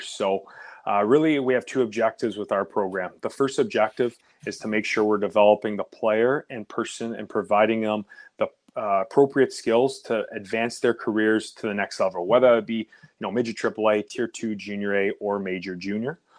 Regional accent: Oakville, Ontario, Canada; I grew up in Oakville, Ontario, which is about thirty minutes outside Toronto

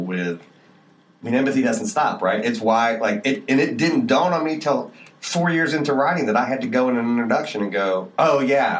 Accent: Northern Appalachia, United States; I grew up in northern Appalachia, but it's different than coal country.

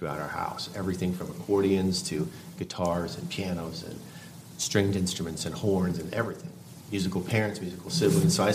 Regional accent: Halfway, Oregon, United States; I grew up in Eastern Oregon in a little town. It was the first .com and I think the only .com city to ever exist. But the town was called Halfway Oregon

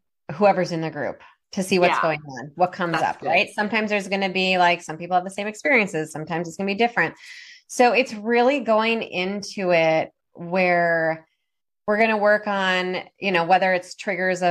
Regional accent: Minnesota, United States; now in Oregon, United States; I'm originally from Minnesota.

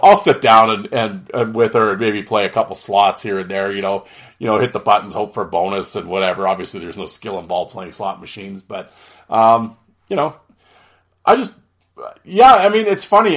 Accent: Canada; being Canadian

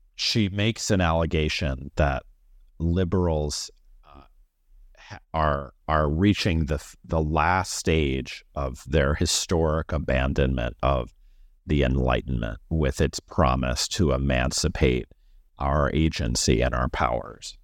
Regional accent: Missouri, United States; I am from Missouri, and I went to college there

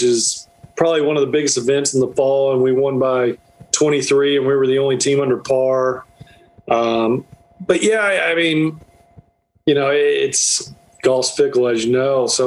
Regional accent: North Florida, United States; moved away as an adult; now in South Georgia, United States; I grew up in Florida, North Florida, so uh, I live in South Georgia.

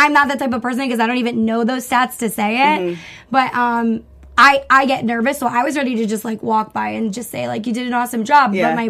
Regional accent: Long Island, New York, United States; From Long Island. Yeah. Hey, my hometown.

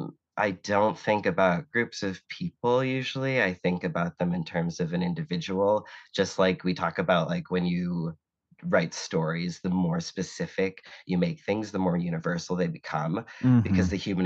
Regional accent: Boston, Massachusetts, United States; I was born in Boston, Massachusetts, grew up, you know, a Red Sox fan and a Celtics fan, grew up with, you know, watching people save like car spaces in lawn chairs and like 4 feet of snow

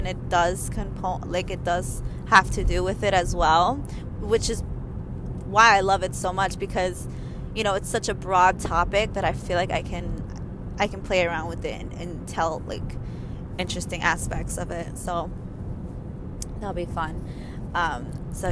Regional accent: New York, United States; I'm from New York.

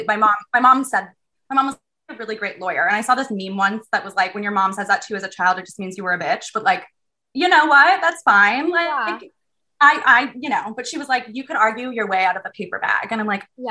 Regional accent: Southern California, United States; moved away; I'm from Southern California

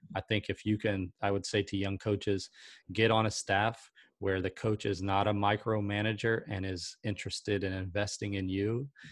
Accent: South Carolina, United States; I'm from South Carolina

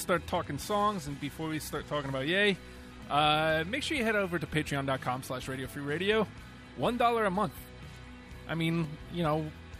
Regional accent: New York, United States; now in Virginia, United States; I'm from New York, and fall there is amazing.

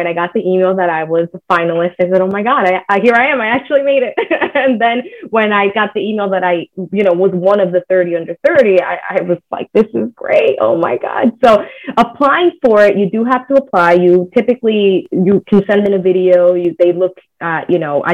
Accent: United States; first language Spanish; English is a second language; Spanish was actually my first language, even though I was born here. But I grew up in the household speaking Spanish, so I was an ESL when I was a kid

